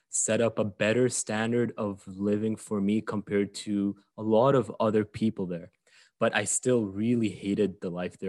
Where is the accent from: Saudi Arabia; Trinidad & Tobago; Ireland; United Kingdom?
Saudi Arabia; moved away; I grew up in Saudi Arabia, which is, um, a very, very, very, very unique place. And I only discovered that once I left